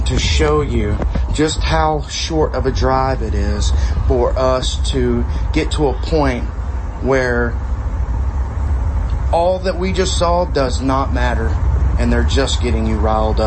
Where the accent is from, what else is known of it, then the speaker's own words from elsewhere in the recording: Texas, United States; I'm from Texas